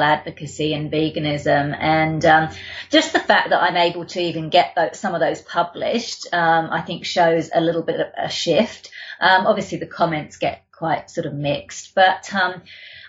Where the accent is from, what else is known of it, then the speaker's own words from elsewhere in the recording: London, United Kingdom; now in Australia; I'm from the UK. I grew up in London.